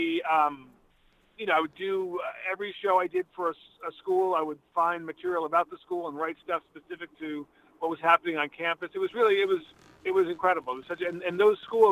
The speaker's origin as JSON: {"language": "English", "town": "Boston", "region": "Massachusetts", "country": "United States", "tie": "born or raised there", "also_born_or_lived": "Richmond, Massachusetts / Los Angeles", "said": "I grew up in Western Massachusetts, not far from you, in a little town called Richmond. And then we moved to the Boston area in the late 70s."}